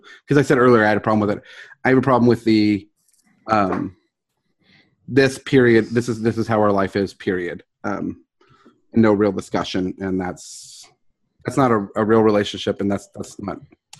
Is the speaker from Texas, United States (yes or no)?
yes; Houston, Texas, United States; Dude, I was from Houston.